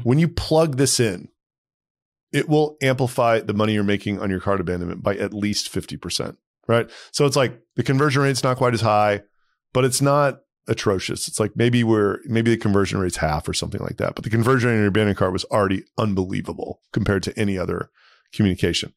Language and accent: English; Texas, United States; moved away as an adult; also born or lived in New York; I grew up in Texas